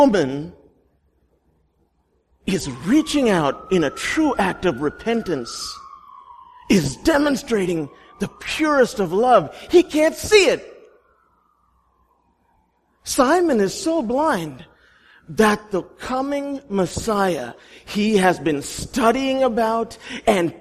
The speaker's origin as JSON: {"language": "English", "country": "India", "said": "I'm Indian"}